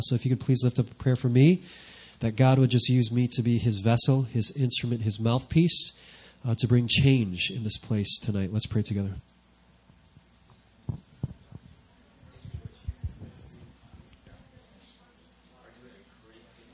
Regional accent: Chicago, Illinois, United States; moved away as an adult; also born or lived in Vancouver, Canada / Sydney, Australia; now in South Korea; I'm originally from Chicago

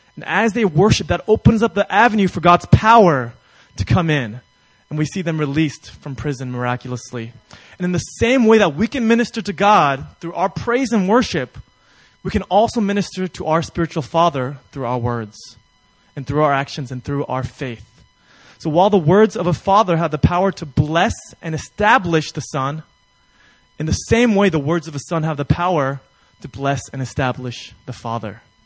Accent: New York, United States; I'm from New York

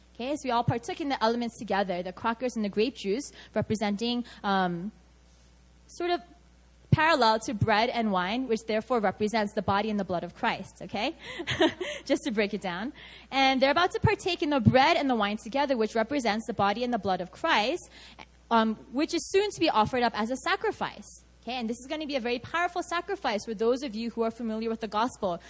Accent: New York City, New York, United States; moved away as an adult; now in Seoul, South Korea; I grew up Korean in America, and specifically I grew up in New York City.

